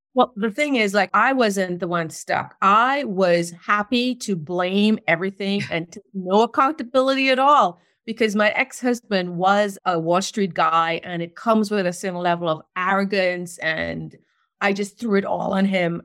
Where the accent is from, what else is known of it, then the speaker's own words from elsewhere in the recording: Trinidad & Tobago; moved away as an adult; also born or lived in New York City, United States; now in North Carolina, United States; I was born in Trinidad, and I lived there until I was twenty